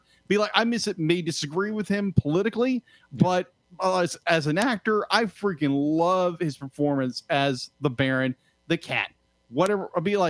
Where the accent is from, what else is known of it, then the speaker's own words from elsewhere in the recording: United States; I'm not British. I'm American.